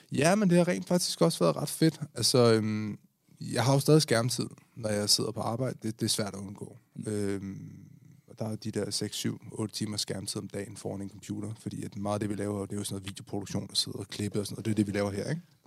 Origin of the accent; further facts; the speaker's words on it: Denmark; vi er danskere, og vi er danskere